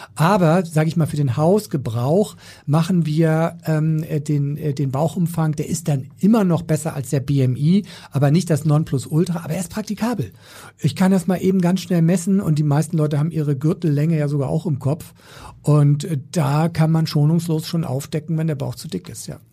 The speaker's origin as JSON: {"language": "German", "region": "Schleswig-Holstein", "country": "Germany", "said": "ich komme ja so aus Schleswig-Holstein"}